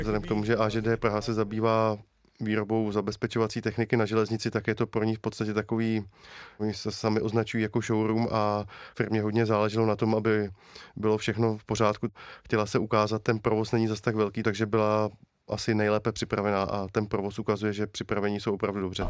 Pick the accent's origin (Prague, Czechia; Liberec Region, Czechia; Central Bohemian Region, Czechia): Liberec Region, Czechia; Liberec; jsem z Liberce